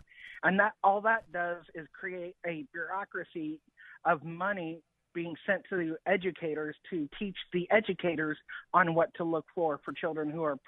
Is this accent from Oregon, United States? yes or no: no; Kansas City, Missouri, United States; Kansas City, Missouri.